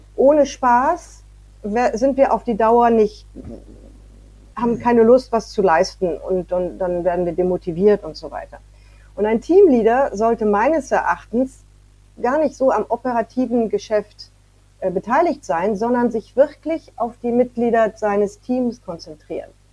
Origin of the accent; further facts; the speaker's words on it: France; moved away; Ich bin in Frankreich aufgewachsen, aber dann bin ich zurückgezogen nach Frankreich